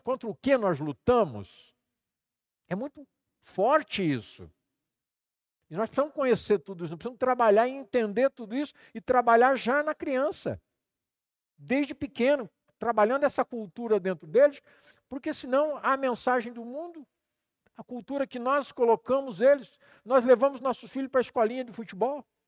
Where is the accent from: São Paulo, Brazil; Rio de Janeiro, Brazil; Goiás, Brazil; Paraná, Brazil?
Paraná, Brazil; Campo Mourão; moved away; vim para Campo Mourão, que era minha cidade natal